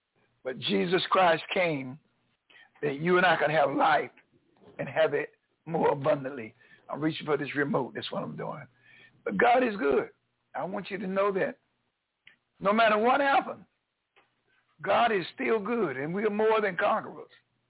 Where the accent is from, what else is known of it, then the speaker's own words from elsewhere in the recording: North Carolina, United States; born there; moved away; I'm a new kid on the block down here in North Carolina. I was born in North Carolina, but I was gone from here for over 43 years. I just came back here in 2017.